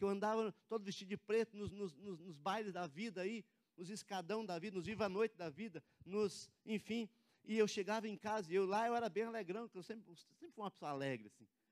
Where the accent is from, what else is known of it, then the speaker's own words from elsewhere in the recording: Cianorte, Paraná, Brazil; now in Curitiba, Brazil; lá da cidade onde eu venho, de Cianorte